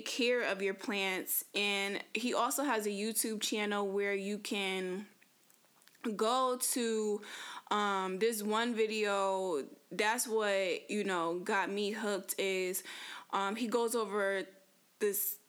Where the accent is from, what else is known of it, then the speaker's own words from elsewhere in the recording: Connecticut, United States; moved away as an adult; I come from Connecticut, so I was born and raised in Connecticut. I lived there for 25 years